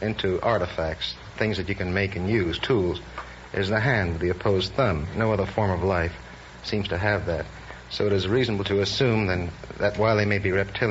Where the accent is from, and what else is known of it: New York City, New York, United States